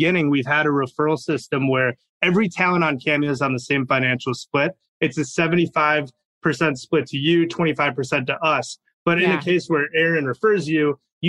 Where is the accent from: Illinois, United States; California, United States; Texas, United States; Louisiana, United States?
Illinois, United States; Chicago; I grew up in Chicago